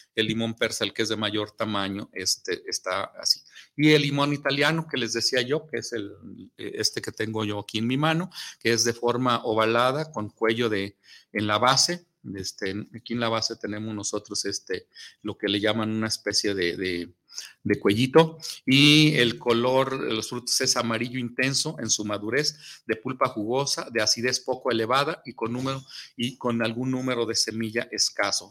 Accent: Mexico; en nuestro país, en todo el territorio, en el territorio mexicano

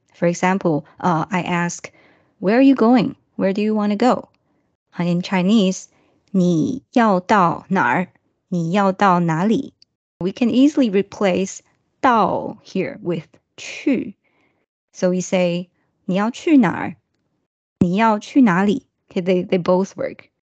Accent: Japan; English is a second language; … from Japan

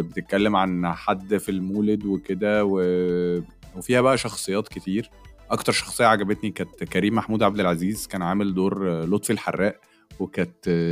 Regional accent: Egypt; احنا مصريين واحنا بتوع كوميديا

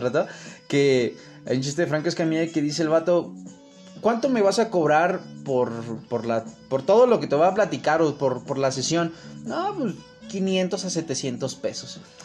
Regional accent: Mexico City, Mexico; más conocido como El Chilango.

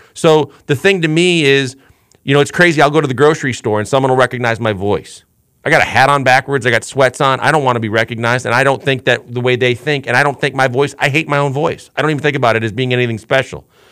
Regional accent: Milwaukee, Wisconsin, United States; I was blessed enough growing up in Milwaukee, Wisconsin

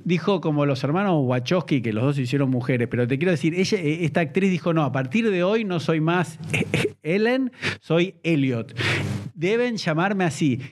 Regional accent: Argentina; yo soy argentino.

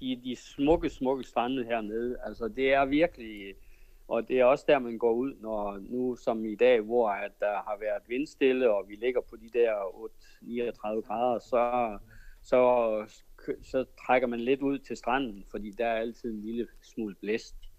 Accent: Denmark; moved away as an adult; now in Kenya

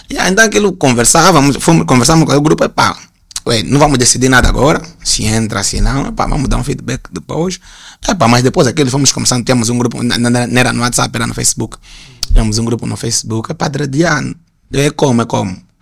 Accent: Angola; como nós angolanos todos nos conhecíamos, identificávamos todo mundo

